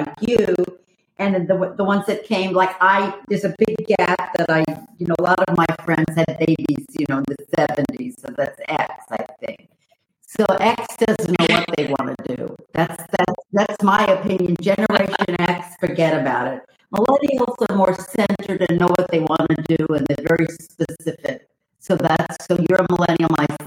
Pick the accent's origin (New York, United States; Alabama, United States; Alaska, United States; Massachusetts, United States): New York, United States; New York City; also born or lived in Miami; I was raised in Brooklyn. I'm a Jewish girl from Pearl Park and Flatbush